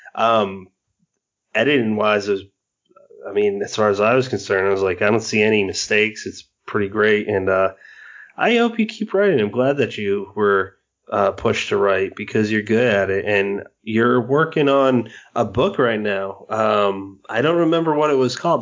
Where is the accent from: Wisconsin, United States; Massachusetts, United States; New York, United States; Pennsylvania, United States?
Massachusetts, United States; moved away; lived in Massachusetts